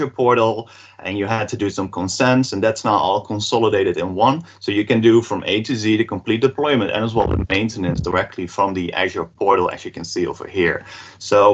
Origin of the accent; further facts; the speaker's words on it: Netherlands; I'm from the Netherlands